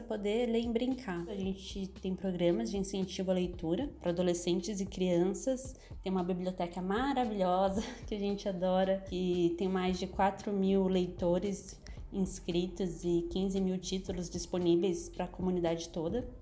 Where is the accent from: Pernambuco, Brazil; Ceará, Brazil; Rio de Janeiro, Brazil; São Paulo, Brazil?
São Paulo, Brazil; Itapetininga; also born or lived in São Carlos; now in São Paulo, Brazil; sou do interior de São Paulo, de Tapetininga, apesar de ter morado boa parte da minha vida em São Carlos